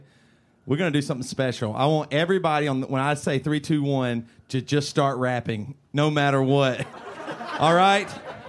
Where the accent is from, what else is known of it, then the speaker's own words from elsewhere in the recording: South Carolina, United States; we grew up in South Carolina